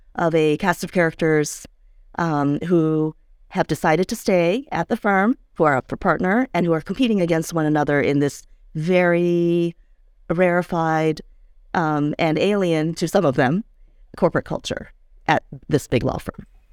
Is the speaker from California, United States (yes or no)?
no; D.C., the Virginia suburbs of Washington, United States; I grew up in the Virginia suburbs of D.C.